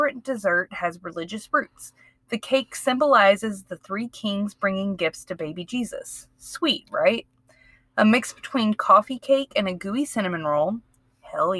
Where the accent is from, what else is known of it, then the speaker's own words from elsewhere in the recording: Mississippi, United States; I grew up in Mississippi